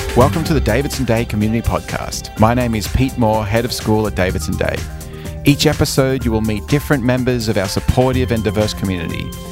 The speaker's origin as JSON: {"language": "English", "country": "Australia", "also_born_or_lived": "San Francisco / Illinois", "moved": "as an adult", "said": "So I moved away from Australia when I was eighteen"}